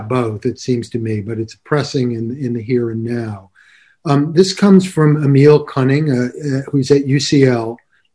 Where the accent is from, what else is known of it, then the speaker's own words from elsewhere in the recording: Connecticut, United States; I grew up in Connecticut